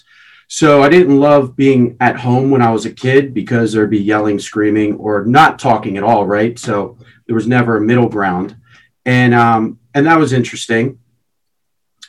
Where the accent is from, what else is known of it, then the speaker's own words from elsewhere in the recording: Philadelphia, Pennsylvania, United States; born and raised in Philadelphia, Pennsylvania.